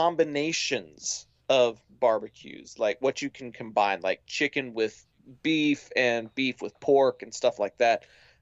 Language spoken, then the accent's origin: English; Dallas, Texas, United States; my hometown, Dallas, Texas.